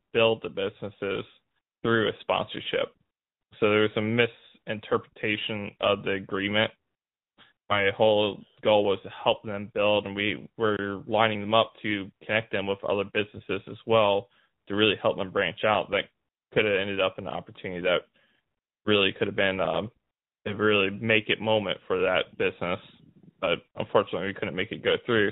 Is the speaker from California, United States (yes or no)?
yes; California, United States; I was from California